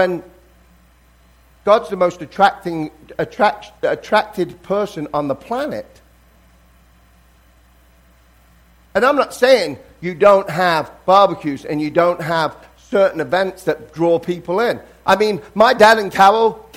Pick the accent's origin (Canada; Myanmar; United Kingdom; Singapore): United Kingdom; England; now in United States; even though I'm English, I consider myself now I'm American because I've lived here longer than I lived in England